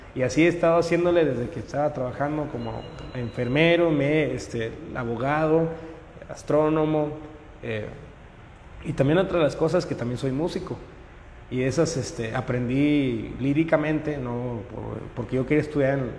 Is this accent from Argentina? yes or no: no; Monterrey, Nuevo León, Mexico; yo soy regimentano, total 100%, vivo en la, colonia Loma Linda